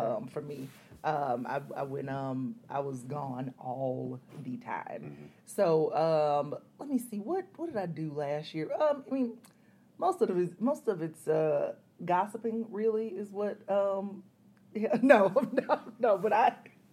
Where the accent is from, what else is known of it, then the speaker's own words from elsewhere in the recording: Columbus, Georgia, United States; accent: southern twang; moved away as an adult; also born or lived in Athens, Georgia / Atlanta, Georgia; that's where I grew up